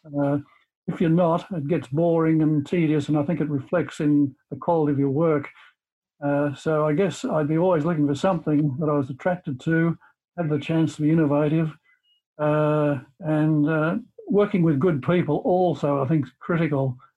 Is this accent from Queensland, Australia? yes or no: no; Cobden, Victoria, Australia; also born or lived in Melbourne; I came from Cobden, which is a country area of Victoria near, towards the South Australian border, and moved to Melbourne uh, for schooling, secondary schooling, and stayed in Melbourne uh, for university.